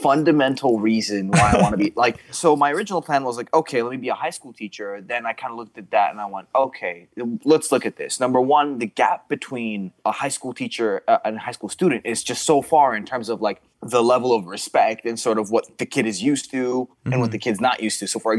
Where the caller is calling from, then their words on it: Gainesville, Florida, United States; I'm calling from Gainesville, Florida.